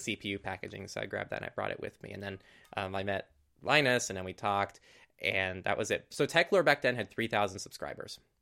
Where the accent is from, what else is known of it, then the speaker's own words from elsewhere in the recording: California, United States; in my hometown, which is just a tiny hometown, middle of nowhere. Not middle of nowhere, but it's, it's in California